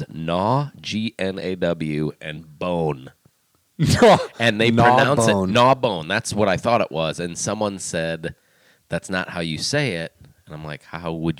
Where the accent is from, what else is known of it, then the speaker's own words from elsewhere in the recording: Northwest Indiana, United States; moved away as an adult; also born or lived in Chicago; grew up, born and raised in Northwest Indiana